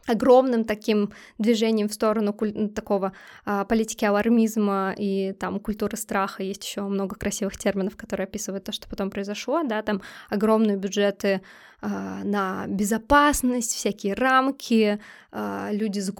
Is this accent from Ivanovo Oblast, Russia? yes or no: no; Saint Petersburg, Russia; Ну, да, мы из Питера, нам можно.